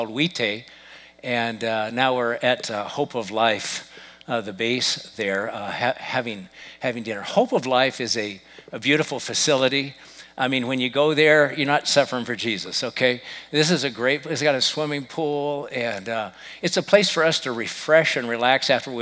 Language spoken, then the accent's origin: English; United States; I'm an American